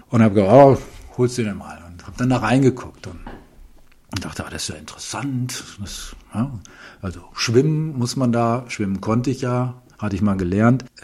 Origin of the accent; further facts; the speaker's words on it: Ahaus, North Rhine-Westphalia, Germany; aufgewachsen bin ich in äh, Ahaus im äh, westlichen Westfalen, hart an der äh, holländischen Grenze. Dort habe ich auch meine gesamte Schulzeit verbracht